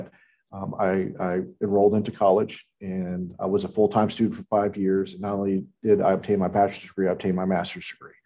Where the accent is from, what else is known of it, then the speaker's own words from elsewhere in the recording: Houston, Texas, United States; moved away as an adult; also born or lived in Northern Virginia; now in Albemarle County, United States; I was actually born and raised in Houston, Texas, and joined the Army coming out of high school